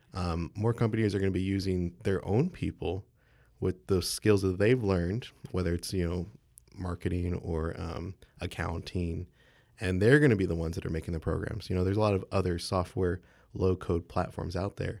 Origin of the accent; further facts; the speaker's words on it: San Marcos, Texas, United States; I'm from San Marcos, Texas, so just down the road